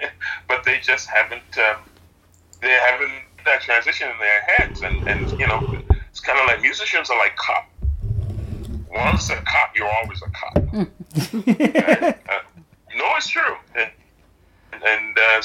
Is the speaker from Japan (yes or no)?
no; Trinidad & Tobago; now in Canada; I'm originally from Trinidad